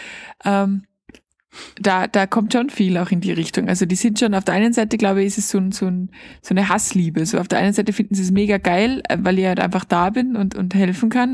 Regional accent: Austria; bei uns in Österreich

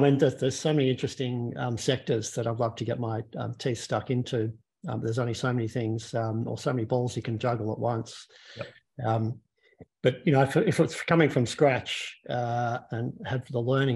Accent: Melbourne, Victoria, Australia; moved away as an adult; also born or lived in Sydney / San Francisco; now in Perth, Australia; I'm originally from Melbourne born. Moved to Perth, actually, for all the Perth audiences about 4 years ago

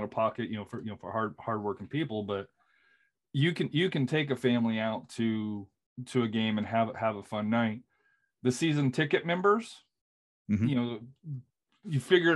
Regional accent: Colorado, United States; I grew up in Colorado

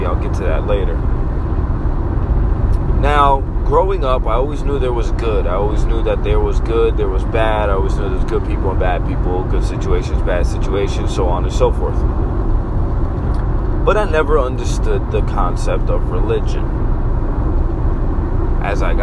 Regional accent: Massachusetts, United States; moved away as an adult; now in Florida, United States; I'm American. Born and raised in Massachusetts

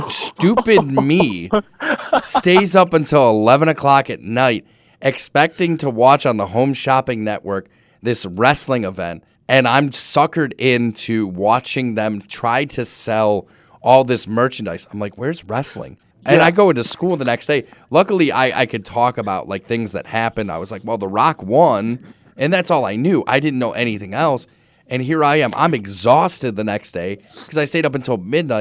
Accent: Cleveland, Ohio, United States; I grew up in Cleveland

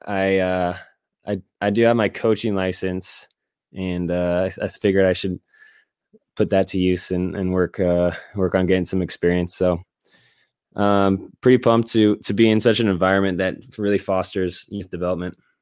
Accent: Northern California, United States; I'm from Northern California and spent my youth driving down

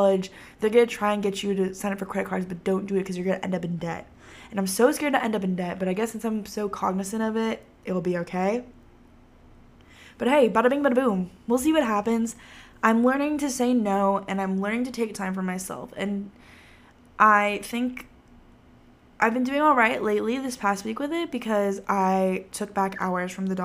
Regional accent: Texas, United States; growing up in Texas

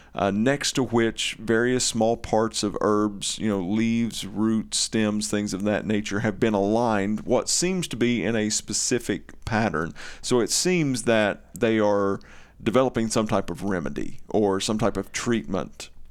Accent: Eastern Kentucky, United States; accent: Eastern Kentucky; my Eastern Kentucky dialect

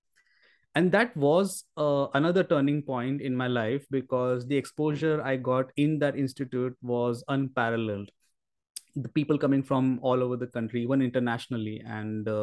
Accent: Belgaum, Karnataka, India; I should do my engineering in Belgaum itself, so that I'm in my hometown

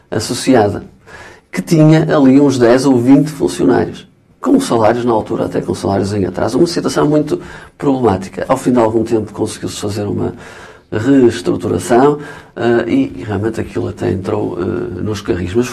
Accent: Alcobaça, Centro, Portugal; sou de Alcobaça

